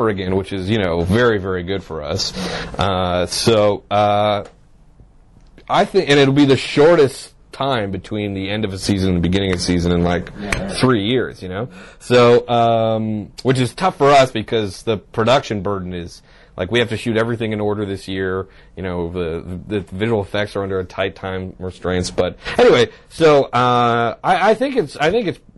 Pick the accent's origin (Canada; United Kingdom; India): Canada; as a Canadian